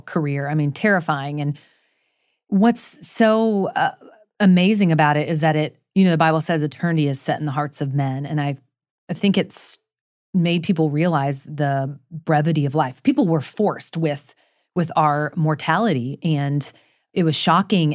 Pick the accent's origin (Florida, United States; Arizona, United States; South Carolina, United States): Florida, United States; I grew up in Florida.